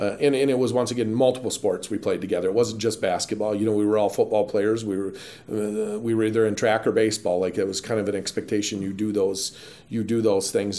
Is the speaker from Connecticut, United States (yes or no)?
no; Pittsville, Wisconsin, United States; moved away as an adult; my hometown